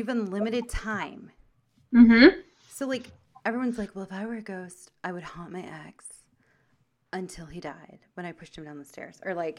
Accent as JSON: {"language": "English", "town": "Chicago", "region": "Illinois", "country": "United States", "said": "Cubs because we're from Chicago."}